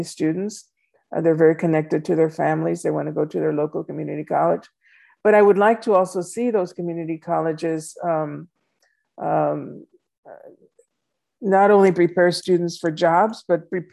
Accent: Laredo, Texas, United States; moved away as an adult; also born or lived in San Antonio, Texas / Houston, Texas; my hometown of Laredo

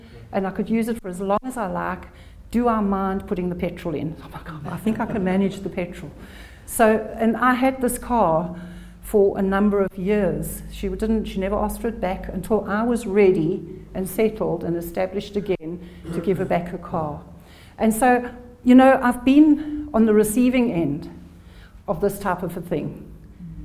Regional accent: South Africa; also born or lived in England; I was born in England, but grew up in South Africa

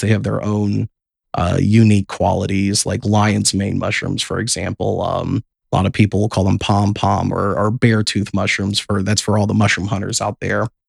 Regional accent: South Bend, Indiana, United States; We're all born and raised in South Bend.

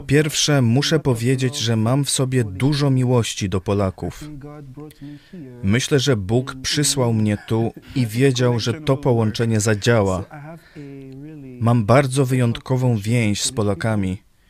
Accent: Côte d’Ivoire; Polish is a second language; moved away as an adult; also born or lived in New York, United States; now in Lublin, Poland; Urodziłem się w Stanach Zjednoczonych, ale dorastałem w wybrzeżu Kości Słoniowej. Do wieku 19 lat żyłem tam.

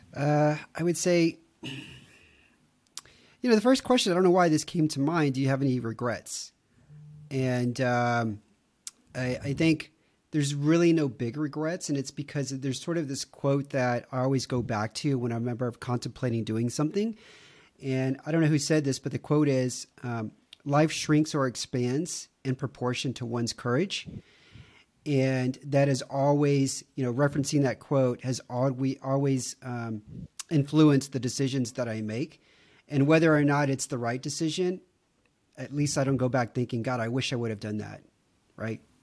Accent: Houston, Texas, United States; moved away as an adult; now in Romania; I grew up in Houston, which was consistently voted the fattest city in America

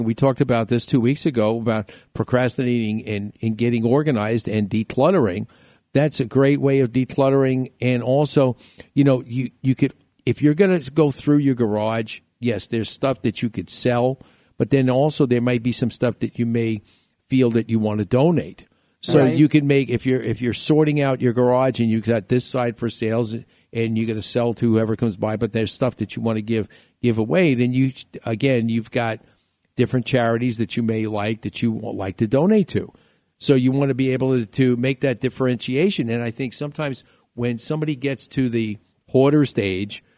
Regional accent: New York, United States; moved away; growing up in New York.

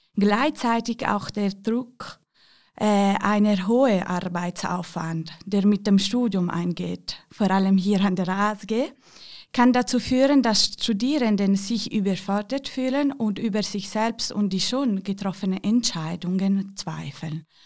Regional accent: Ticino, Switzerland; Ich komme aus dem Tessin

